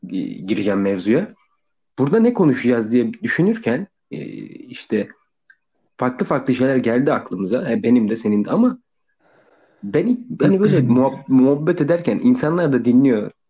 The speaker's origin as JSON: {"language": "Turkish", "town": "İzmit", "region": "Kocaeli", "country": "Turkey", "said": "İzmitlisin. İzmitliyim değil mi? Aynen."}